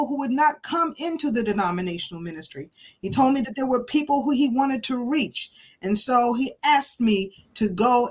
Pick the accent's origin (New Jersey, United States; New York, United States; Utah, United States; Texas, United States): New York, United States; New York City; I grew up in Brooklyn, New York, as a child of a single mother